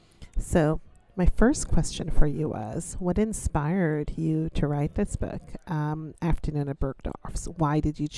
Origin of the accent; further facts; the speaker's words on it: New York, United States; I grew up in New York. I was in high school in New York. I went to high school in Brooklyn